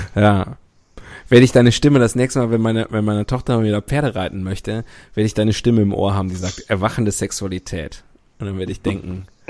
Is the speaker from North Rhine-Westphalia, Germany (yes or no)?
yes; North Rhine-Westphalia, Germany; mein Heimatbundesland Nordrhein-Westfalen